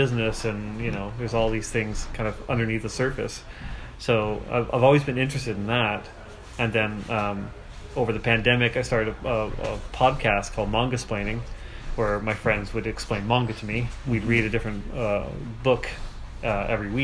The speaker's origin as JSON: {"language": "English", "country": "Canada", "said": "being Canadian"}